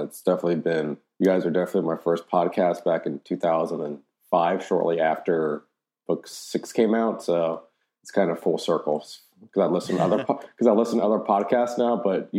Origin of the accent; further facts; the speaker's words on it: Cincinnati, Ohio, United States; now in San Diego, United States; I'm originally from Cincinnati, Ohio. Currently live in San Diego, sunny San Diego, part of the U.S. Navy.